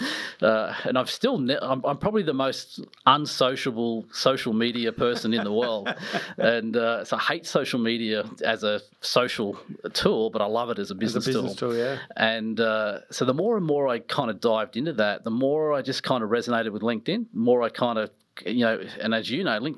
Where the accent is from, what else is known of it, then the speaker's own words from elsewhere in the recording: Nelson Bay, New South Wales, Australia; also born or lived in Newcastle; we ended up in an amazing place, which were actually where I grew up, was in Nelson Bay.